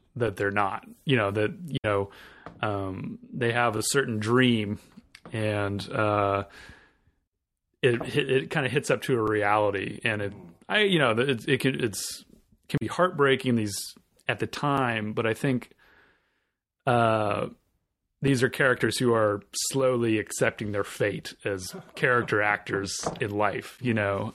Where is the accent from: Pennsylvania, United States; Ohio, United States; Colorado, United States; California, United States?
California, United States; Southern; I grew up in Southern California